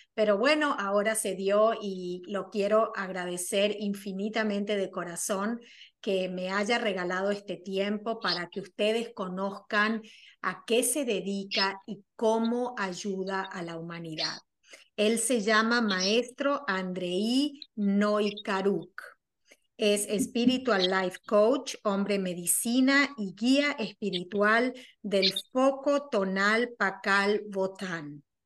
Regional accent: Argentina; soy argentina

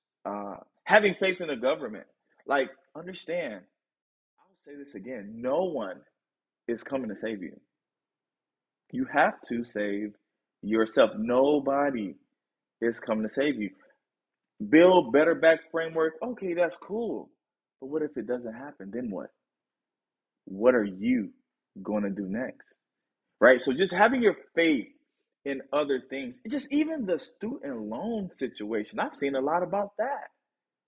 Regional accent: Tennessee, United States; That's my hometown. It's my home state. It's where I live

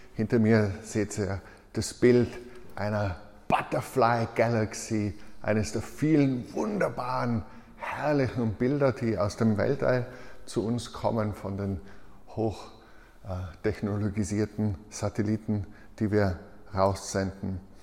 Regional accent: Tyrol, Austria; ich als Tiroler

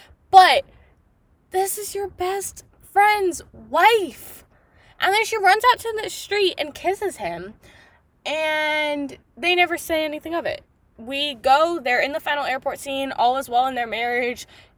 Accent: California, United States; I'm loyal to my home state of California.

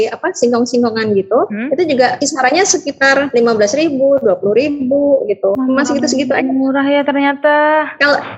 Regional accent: Yogyakarta, Special Region of Yogyakarta, Indonesia; now in Bantul, Indonesia; aku tuh aslinya Jogja Mbak. Jogja kota maksudnya. Nah itu mbak setelah aku kenal Bantul, aku tinggal di sini

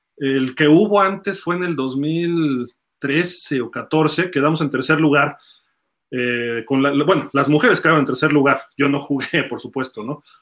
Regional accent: Mexico; de México

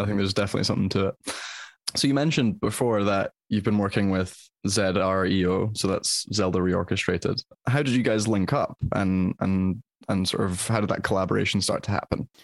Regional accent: Scotland, United Kingdom; as a Scotsman

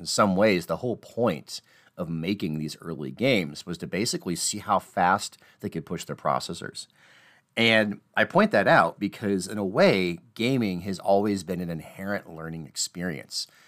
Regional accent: Midwest, United States; I'm from the Midwest, so I talk about basements

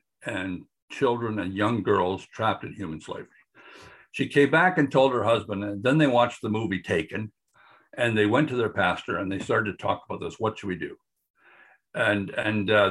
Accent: Canada; moved away; also born or lived in Brazil; I'm a Canadian still.

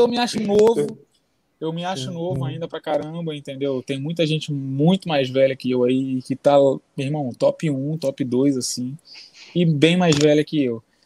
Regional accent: Brazil; Eu sou brasileiro, faço jiu-jitsu, mas não sou do jiu-jitsu

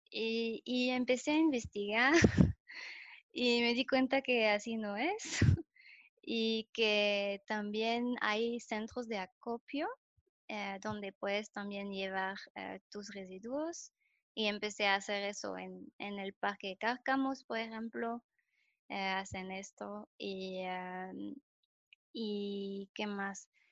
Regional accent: France; Spanish is a second language; moved away as an adult; also born or lived in Germany; now in León, Mexico; soy francesa, eh, tengo 29 años tengo tres años viviendo aquí en México, en León

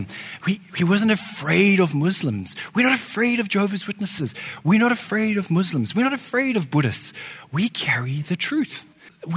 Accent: Johannesburg, Gauteng, South Africa; I grew up in Johannesburg, which is a big city in South Africa

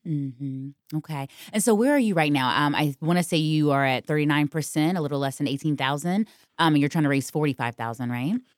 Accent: Virginia, United States; now in New York, United States; I'm from Virginia

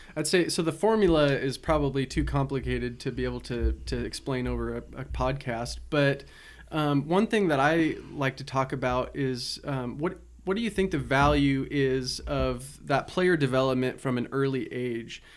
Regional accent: Salem, Oregon, United States; growing up in Salem, I remember so many practices indoors

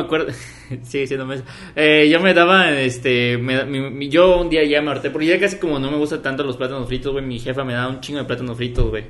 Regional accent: Mexico

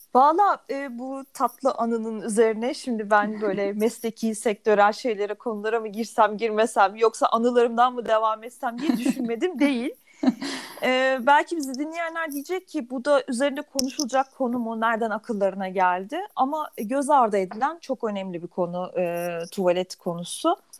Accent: Turkey; born or raised there; also born or lived in Germany

